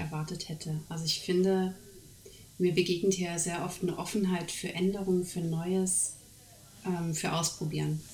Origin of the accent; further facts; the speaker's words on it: Germany; moved away as an adult; also born or lived in Netherlands; now in Norway; weil ich bin ja in dem System groß geworden